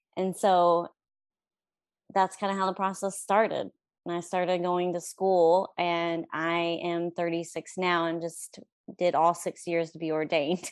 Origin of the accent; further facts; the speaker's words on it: Stratford, Oklahoma, United States; now in Pauls Valley, United States; I grew up in Stratford, Oklahoma